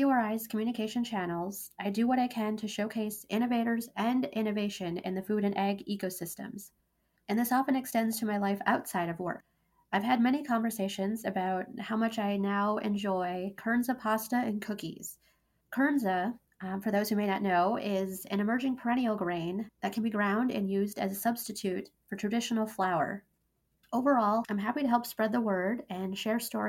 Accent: Grand Forks, North Dakota, United States; growing up in the Red River Valley along eastern North Dakota

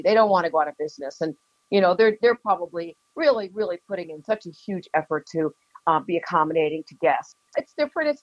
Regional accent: Keene, New Hampshire, United States; now in Boston, United States; I grew up in Keene, so this has a very strong place in my heart

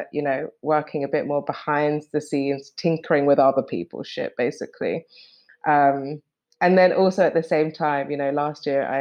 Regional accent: London, United Kingdom; moved away as an adult; So before, we were in London and I was born in London. I've been in London for a long time

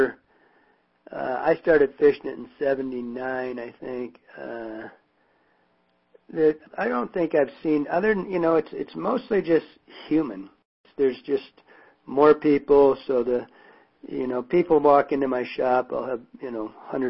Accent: Michigan, United States; now in Montana, United States; growing up in Michigan

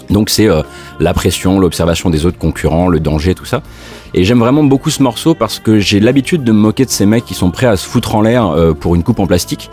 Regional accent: Moselle, Grand Est, France; Je suis de Moselle

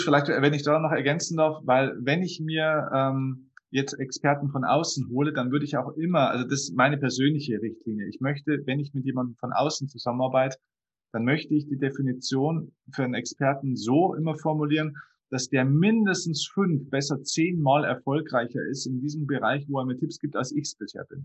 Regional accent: Lower Bavaria, Germany; Ich habe dann den größten Kinosaal in meiner Heimatstadt gebucht. Das ist ein kleiner, kleiner Ort in, hier in Niederbayern, zehntausend Einwohner

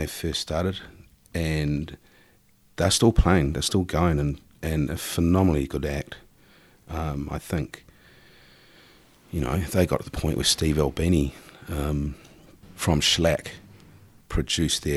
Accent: New Zealand; also born or lived in Auckland, New Zealand; coming back home as a New Zealander

